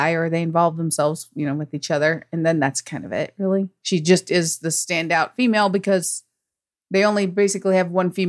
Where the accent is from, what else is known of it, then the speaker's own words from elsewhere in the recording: United States; accent: American; I have a dry, boring American accent?